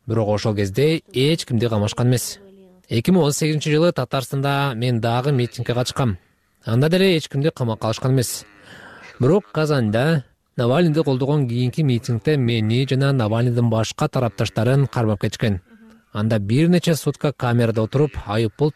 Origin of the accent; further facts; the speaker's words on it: Russia; also born or lived in Bishkek, Kyrgyzstan; мен кыргызстанда бишкекте бирок орусияда чоңойгом деп жооп бердим бул жерде бала бакчага мектепке университетке бардым бүт өмүрүм ушул өлкөдө өттү деп айттым